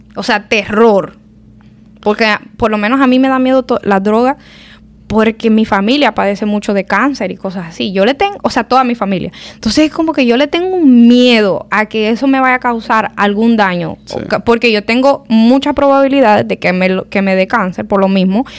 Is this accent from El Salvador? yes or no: yes; El Salvador; now in United States; vengo del Salvador y vengo aquí